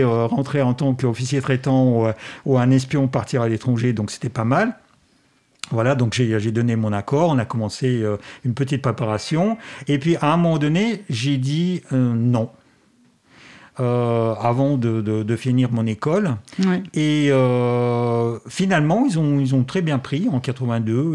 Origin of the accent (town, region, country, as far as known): Moscow, Russia; French is a second language; moved away